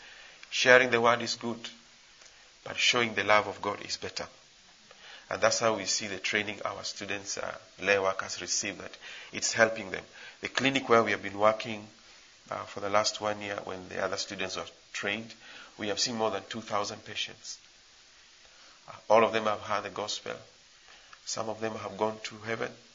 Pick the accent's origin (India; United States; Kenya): Kenya; moved away as an adult; now in Ghana; I'm not a Ghanaian, I'm a Kenyan working in Ghana